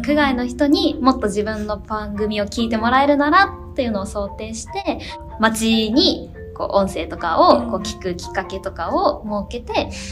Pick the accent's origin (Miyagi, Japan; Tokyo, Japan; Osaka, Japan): Tokyo, Japan; Meguro; 私の地元目黒区